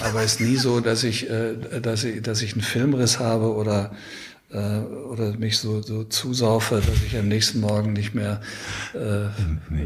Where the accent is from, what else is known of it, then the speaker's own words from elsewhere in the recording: Ruhr area, North Rhine-Westphalia, Germany; moved away as an adult; also born or lived in Munich; Ich bin im Ruhrgebiet aufgewachsen